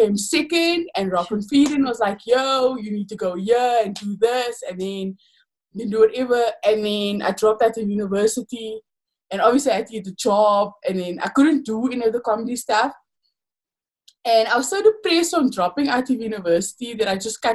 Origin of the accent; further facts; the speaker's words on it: Paarl, Western Cape, South Africa; growing up in Paul, but it's growing up in anywhere in South Africa